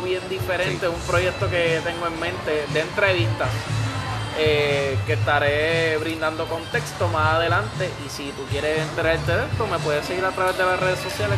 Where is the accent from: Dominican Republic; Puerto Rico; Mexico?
Puerto Rico